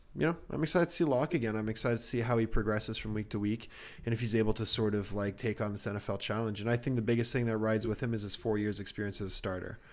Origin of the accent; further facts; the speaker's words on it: Canada; I'm a Canadian